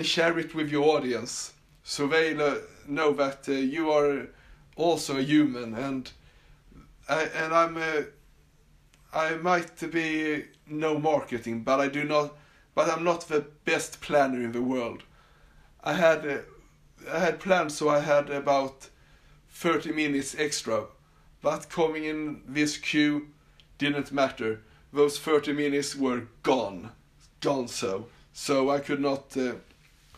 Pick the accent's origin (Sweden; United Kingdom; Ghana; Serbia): Sweden; accent: Swedish; English is a second language; also born or lived in Australia; you could definitely hear that I was born and raised in Sweden